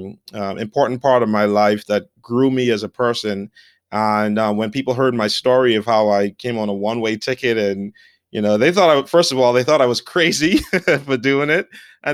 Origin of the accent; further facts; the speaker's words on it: Bahamas; moved away as an adult; now in United States; so I grew up in the Bahamas on the islands. A lot of people never even left the island or went from one end to the other.